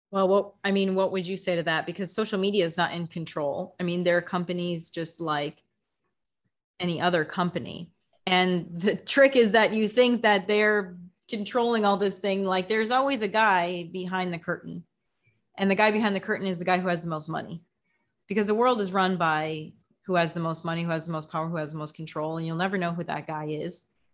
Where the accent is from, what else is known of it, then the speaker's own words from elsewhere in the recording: United States; now in Mexico; I'm in Mexico doesn't mean I'm not an American